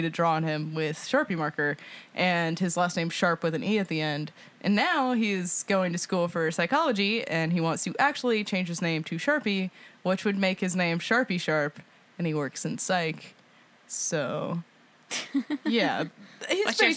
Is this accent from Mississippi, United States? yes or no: yes; Mississippi, United States; now in Nashville, United States; I'm from Mississippi